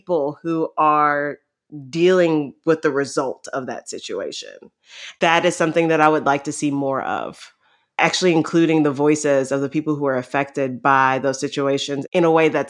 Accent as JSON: {"language": "English", "town": "New York City", "region": "New York", "country": "United States", "moved": "yes", "lives_now": "Louisville, United States", "said": "I am the Director of Engagement and Outreach at Southerly. I'm originally from Queens, New York, but I've lived in Louisville, Kentucky for a while."}